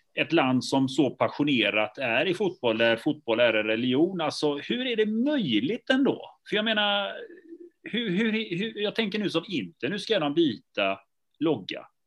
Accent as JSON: {"language": "Swedish", "town": "Gothenburg", "region": "Västra Götaland", "country": "Sweden", "said": "Jag är själv är från förorten, jag är från Biskopsgården"}